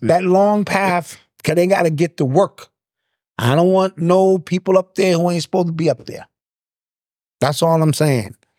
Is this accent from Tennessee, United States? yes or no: no; Detroit, Michigan, United States; I'm from Detroit